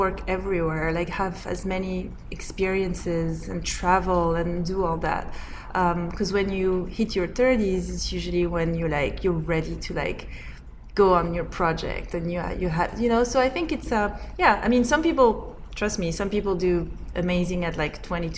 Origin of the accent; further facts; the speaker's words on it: Corsica, France; I grew up in Corsica.